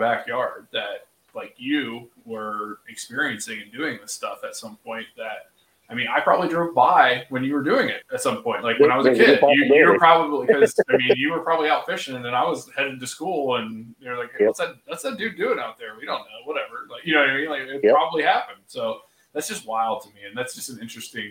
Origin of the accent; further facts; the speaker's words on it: Laurelville, Ohio, United States; I grew up in the Hocking County in the Hocking Hills of Ohio, like Salt Creek, like you mentioned the town Lorville, that's where I went to elementary school